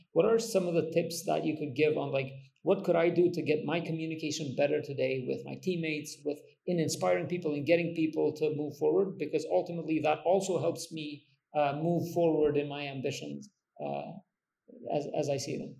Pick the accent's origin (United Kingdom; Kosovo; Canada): Kosovo; I come from Kosovo